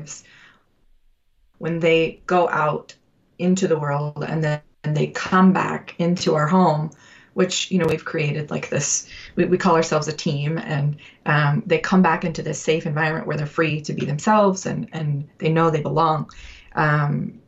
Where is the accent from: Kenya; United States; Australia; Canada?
United States; Utah; we're both from Utah